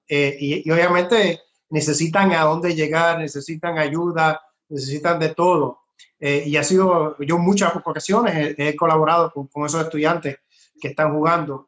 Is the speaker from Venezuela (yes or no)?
no; Luquillo, Puerto Rico; mi pueblo, en Luquillo